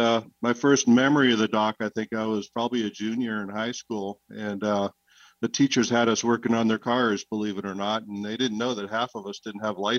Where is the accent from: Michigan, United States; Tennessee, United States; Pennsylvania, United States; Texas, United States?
Pennsylvania, United States; Erie; moved away as an adult; also born or lived in North Carolina; I grew up in Erie. Went to Tech High, graduated in 1980.